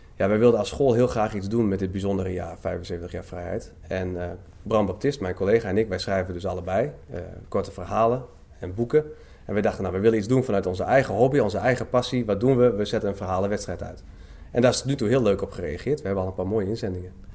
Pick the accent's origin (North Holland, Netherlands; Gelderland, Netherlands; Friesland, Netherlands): Friesland, Netherlands; Leeuwarden; now in Emmen, Netherlands; ik ben oorspronkelijk geen Emmenaar. Ik ben eigenlijk een Leeuwarder, ik ben een Fries.